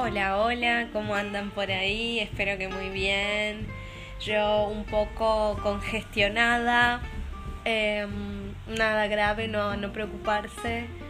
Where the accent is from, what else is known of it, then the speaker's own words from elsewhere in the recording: Argentina; moved away as an adult; also born or lived in Brazil; now in Denmark; Soy argentina